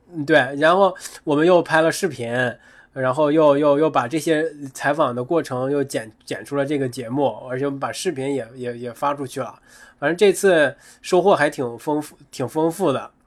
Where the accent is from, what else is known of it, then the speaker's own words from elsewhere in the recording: Northeast China, China; 那作为一个东北人，可能天生就很亲近冰，很亲近雪，因为自然条件摆在那儿了